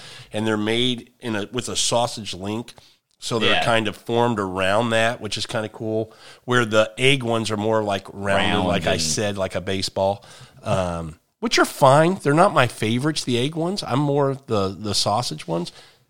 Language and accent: English; Midwest, United States; It's growing though, because I'm from the Midwest, Kansas City, St. Louis, and kolache factories are up there now.